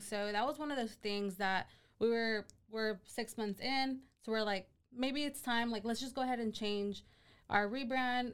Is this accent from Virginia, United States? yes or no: no; Hillsboro, Texas, United States; now in Waco, United States; I was actually born here in Hillsboro